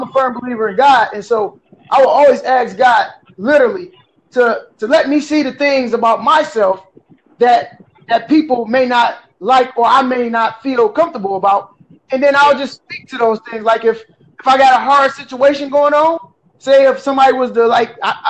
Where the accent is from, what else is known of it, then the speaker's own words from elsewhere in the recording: Detroit, Michigan, United States; now in Port Huron, United States; I'm actually originally from Detroit, Michigan.